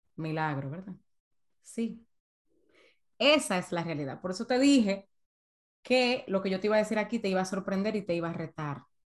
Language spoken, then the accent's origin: Spanish; San Cristóbal, Dominican Republic; moved away as an adult; now in United States; yo estudiaba en una escuela privada muy buena en, en San Cristóbal, de donde yo soy en República Dominicana